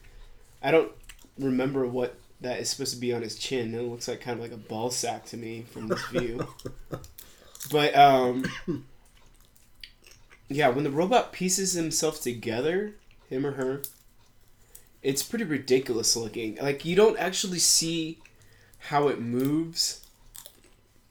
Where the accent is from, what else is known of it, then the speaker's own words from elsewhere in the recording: United States; I'm American.